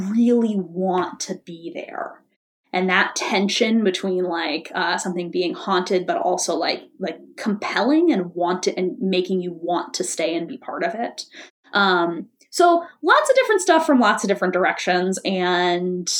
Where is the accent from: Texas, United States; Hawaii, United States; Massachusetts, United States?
Massachusetts, United States; Boston; moved away as an adult; also born or lived in New York; now in Chicago, United States; I grew up in Boston.